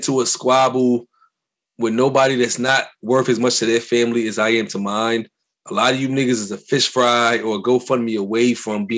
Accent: New York City, New York, United States; I'm from Brooklyn

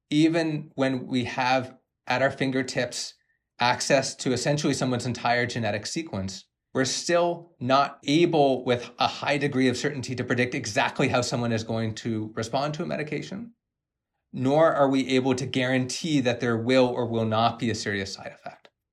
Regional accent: Canada; I'm a Canadian medical genetics doctor

